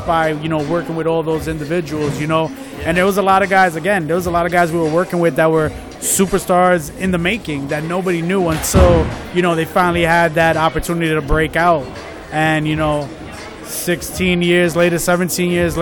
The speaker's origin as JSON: {"language": "English", "town": "New York City", "region": "New York", "country": "United States", "tie": "born or raised there", "also_born_or_lived": "Florida", "moved": "as an adult", "said": "I was born out in Florida. Okay. At 1 year old, came down to Brooklyn. Was in Brooklyn for about, I'd say, 22, 23 years of my life"}